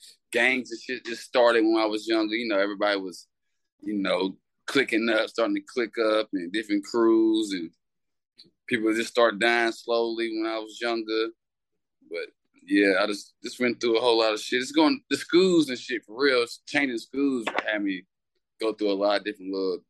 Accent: Louisville, Kentucky, United States; accent: mixed Southern and Indiana; I'm from Louisville and Shaville, Kentucky. They both like 20 minutes apart.

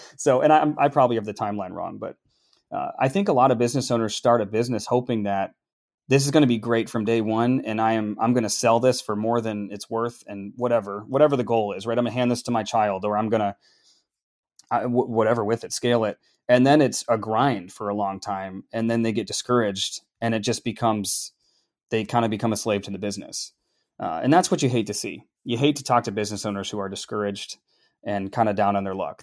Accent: Minneapolis, Minnesota, United States; moved away as an adult; also born or lived in California / Duluth; now in Nashville, United States; growing up in Minneapolis and melting pot and the Northerners all around

